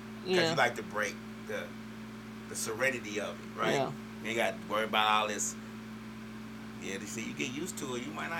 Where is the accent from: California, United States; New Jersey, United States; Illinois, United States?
Illinois, United States; Chicago; moved away; I'm from Chicago.